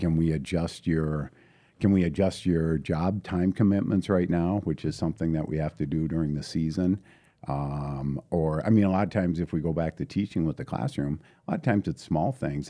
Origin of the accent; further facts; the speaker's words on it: International Falls, Minnesota, United States; also born or lived in St. Cloud; born and raised in International Falls, uh, proud Bronco